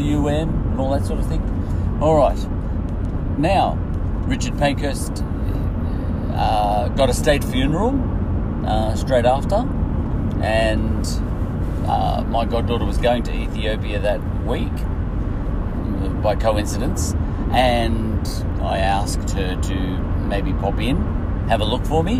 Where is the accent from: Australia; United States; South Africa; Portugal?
Australia; I'm from Australia